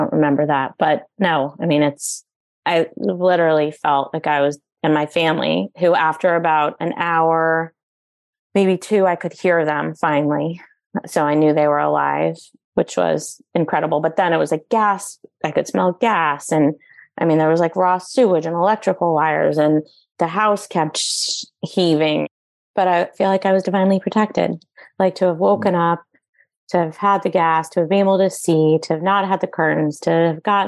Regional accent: East Coast, United States; moved away; growing up on the East Coast

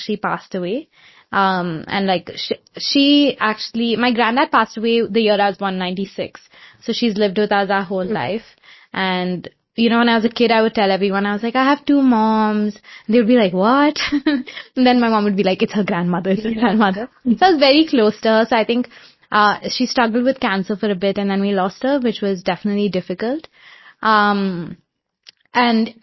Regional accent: Bangalore, Karnataka, India; also born or lived in Ethiopia / California; I grew up in Bangalore

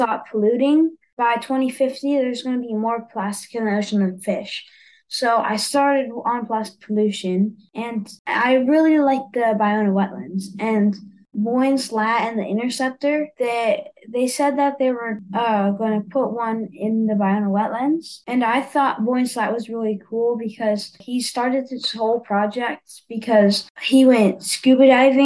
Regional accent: Los Angeles, California, United States; since I grew up in Los Angeles, I had this wetlands nearby my house

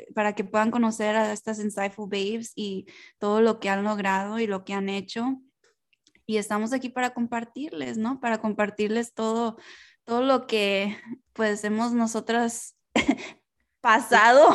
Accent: United States; first language Spanish; somos latinas, crecimos en Estados Unidos, y aunque nuestro primer lenguaje fue español

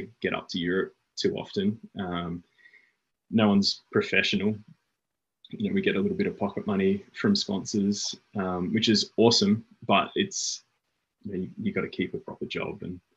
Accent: Brisbane, Queensland, Australia; moved away as an adult; now in Blue Mountains, Australia; I grew up in Brisbane, which is now 1,000 kilometres north of where I now live in the Blue Mountains.

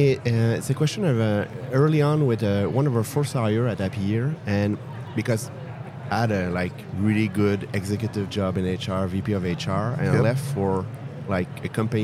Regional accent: France; accent: French; now in California, United States; We have a French accent. I'm based out of Montreal.

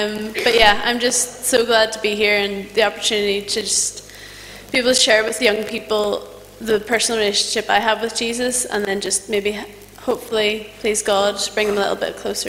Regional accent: Belfast, Northern Ireland, United Kingdom; I'm from Belfast, if you can't tell.

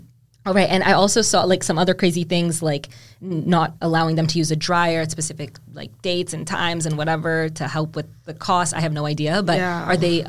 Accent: Vancouver, British Columbia, Canada; now in Toronto, Canada; In Vancouver, I'm from Vancouver

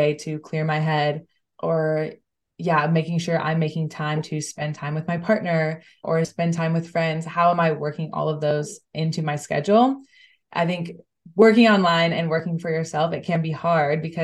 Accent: United States; moved away as an adult; now in Amsterdam, Netherlands; I'm originally from the States, but I moved here about 6 months ago.

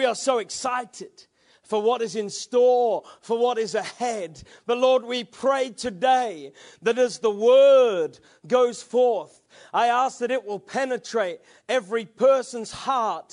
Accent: England, United Kingdom; I'm an English man

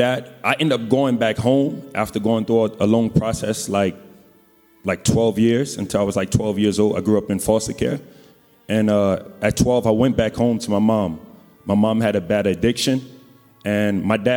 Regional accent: New Orleans, Louisiana, United States; I'm from New Orleans

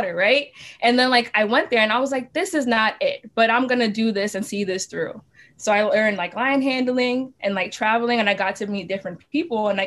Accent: New York City, New York, United States; growing up in Brooklyn and like also going to school here

